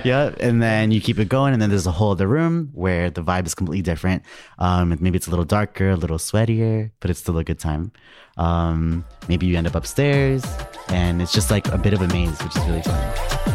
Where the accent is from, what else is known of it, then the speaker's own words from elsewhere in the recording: New York City, New York, United States; I'm from New York